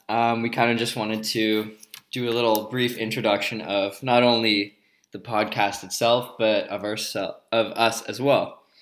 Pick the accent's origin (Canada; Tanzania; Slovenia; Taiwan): Canada; Ottawa, Ontario; born or raised there; also born or lived in Vancouver